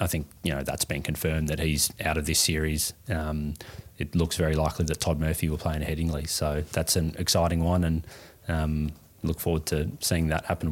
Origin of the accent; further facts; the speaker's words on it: Australia; we are Australian